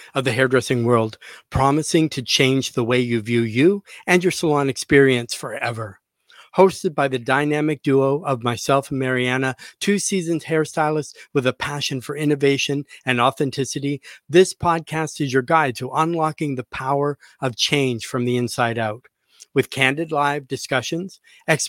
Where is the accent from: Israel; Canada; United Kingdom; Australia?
Canada; I'm a fellow Canadian. I'm from Canada.